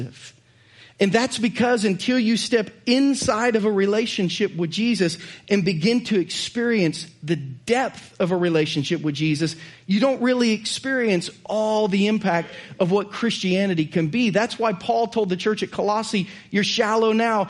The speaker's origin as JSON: {"language": "English", "region": "Southern Ohio", "country": "United States", "tie": "born or raised there", "also_born_or_lived": "Missouri", "moved": "as an adult", "lives_now": "Lee's Summit, United States", "said": "I'm from Southern Ohio"}